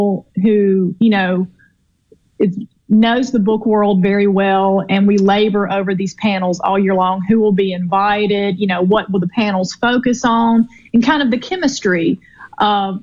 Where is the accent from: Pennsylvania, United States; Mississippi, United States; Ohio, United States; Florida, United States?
Mississippi, United States; Mississippi Delta, United States; I am a Delta girl